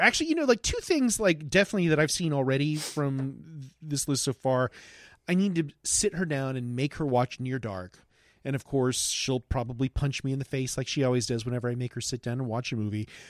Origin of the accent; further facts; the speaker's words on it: Lakeland, Florida, United States; I grew up in Lakeland